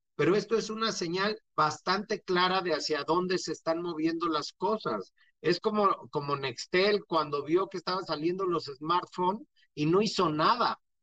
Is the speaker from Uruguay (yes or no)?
no; Mexico; como mexicanos